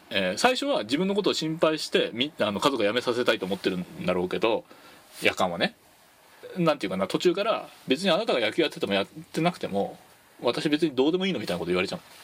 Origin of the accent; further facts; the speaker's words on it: Tochigi, Japan; 僕栃木出身